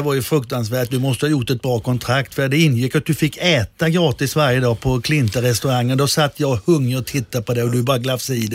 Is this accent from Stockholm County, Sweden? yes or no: no; Blomstermåla, Kalmar County, Sweden; moved away as an adult; also born or lived in Berlin; Jag är ju född och uppvuxen i Blomstermåla, ett litet samhälle som ligger mitt emellan Kalmar och Oskarshamn.